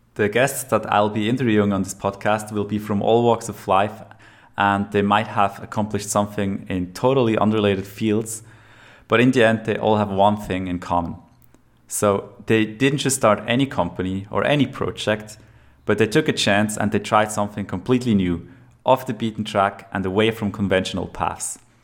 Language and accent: English; Lucerne, Switzerland; now in Zurich, Switzerland; I am from Switzerland, born in Lucerne, live in Zurich now